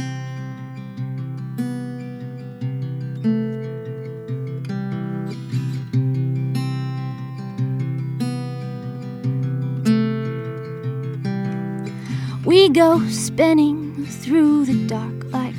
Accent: Hawaii, United States; when I was growing up in Hawaii

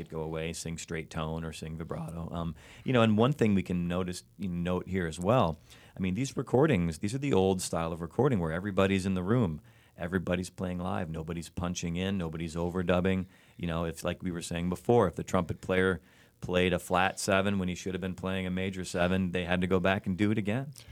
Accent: Chicago, Illinois, United States; my hometown

